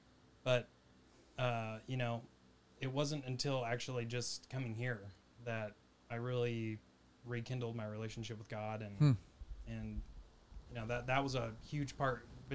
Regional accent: Oregon, United States; I'm also from Oregon, so that...

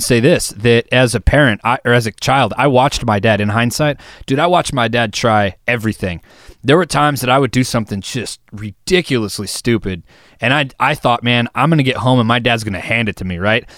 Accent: Wisconsin, United States; we're from Wisconsin

